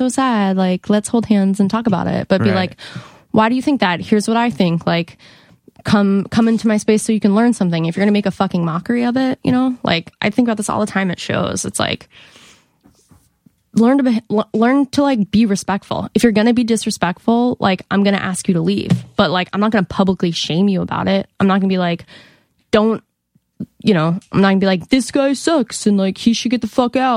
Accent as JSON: {"language": "English", "town": "Monument", "region": "Colorado", "country": "United States", "said": "I'm from Colorado"}